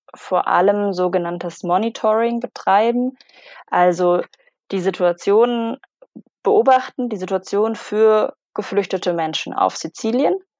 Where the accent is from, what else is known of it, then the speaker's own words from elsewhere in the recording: Konstanz, Baden-Württemberg, Germany; moved away as an adult; also born or lived in Palermo, Sicily; ich bin aufgewachsen in Konstanz am Bodensee